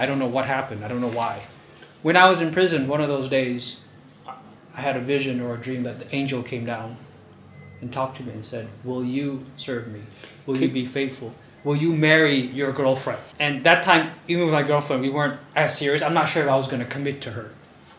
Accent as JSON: {"language": "English", "region": "Luang Prabang Province", "country": "Laos", "said": "I'm actually from Luphabang province."}